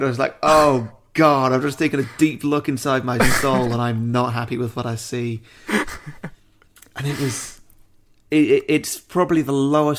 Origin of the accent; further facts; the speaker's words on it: United Kingdom; Yeah, of course. Yeah. I'm British.